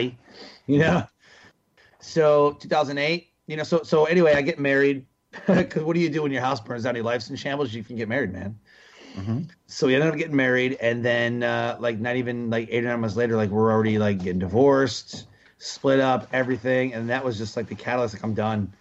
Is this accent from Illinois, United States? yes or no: no; Detroit, Michigan, United States; I grew up in Detroit, Michigan